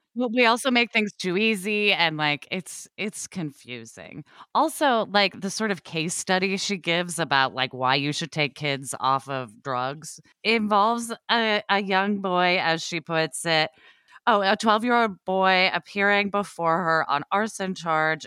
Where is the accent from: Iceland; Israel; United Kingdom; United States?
United States; Oregon; I grew up in Oregon